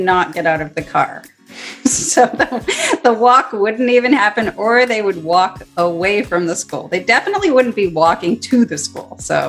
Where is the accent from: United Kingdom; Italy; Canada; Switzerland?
Canada; Toronto, Ontario; now in Vancouver, Canada; I'm from Toronto.